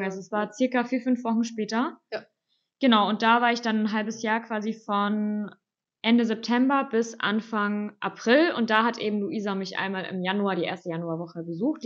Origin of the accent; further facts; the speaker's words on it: Germany; als Deutsche